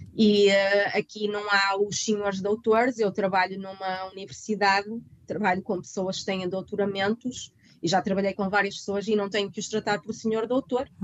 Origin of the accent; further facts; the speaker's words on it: Guimarães, Norte, Portugal; moved away as an adult; now in London, United Kingdom; bem de Guimarães, sou do Norte, nós somos bastante, somos conhecidos por ser bastante diretos